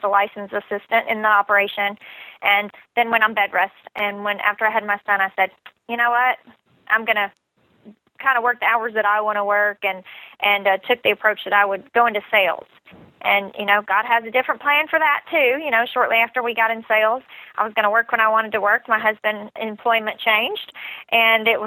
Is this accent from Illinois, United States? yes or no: yes; Southern Illinois, United States; moved away as an adult; now in Nashville, United States; I grew up in Southern Illinois, about 3 hours from Nashville, Tennessee